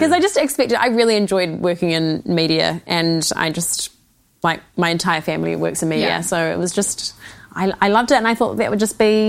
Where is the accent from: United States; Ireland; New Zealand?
New Zealand; Waiheke Island, Auckland; also born or lived in Sydney, Australia; So I was born in Sydney, but I moved to Waiheke when I was 5. So I feel like I'm more New Zealander than Australian. So I grew up on Waiheke Island with my sister and my mum and dad